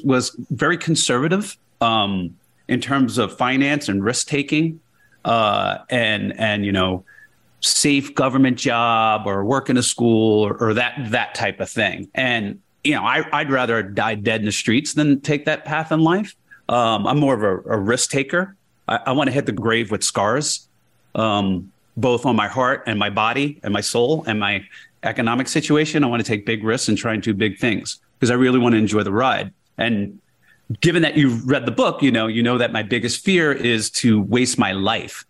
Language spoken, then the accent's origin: English; Jersey City, New Jersey, United States; moved away as an adult; also born or lived in Iowa / New York / Houston, Texas; I grew up in Jersey City, New Jersey.